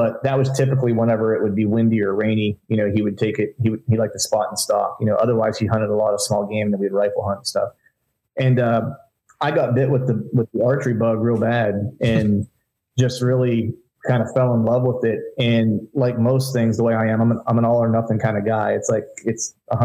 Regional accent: Pennsylvania, United States; moved away as an adult; also born or lived in Orlando; I grew up in Pennsylvania, heavy hunting heritage state.

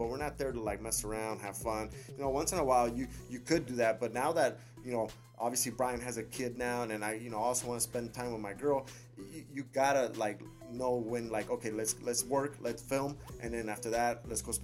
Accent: Burbank, California, United States; I was born and raised here in Burbank as well, in Los Angeles area

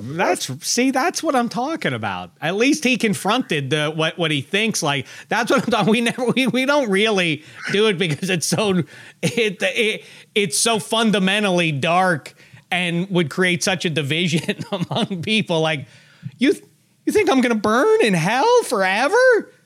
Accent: Pittsburgh, Pennsylvania, United States; I was from Pittsburgh

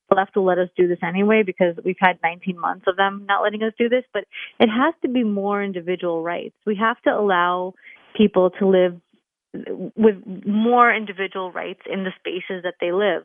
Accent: New York City, New York, United States; I'm a New Yorker

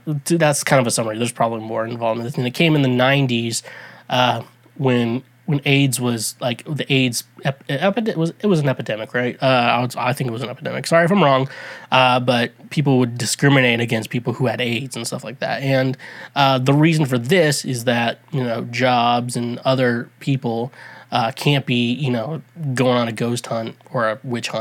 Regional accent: United States; I'm an American

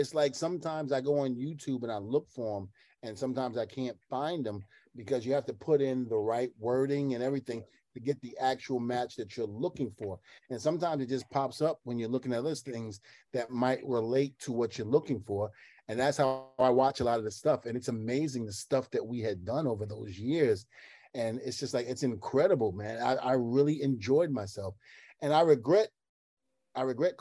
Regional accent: New York City, New York, United States; I grew up in Brooklyn, I grew up in the projects

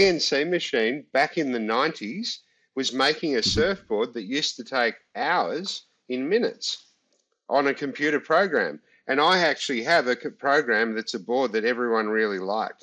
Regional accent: Australia; we're Aussie

